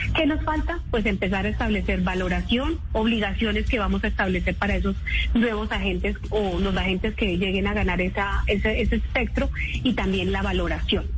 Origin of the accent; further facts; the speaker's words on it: Boyacá, Colombia; Boyacá, mi tierra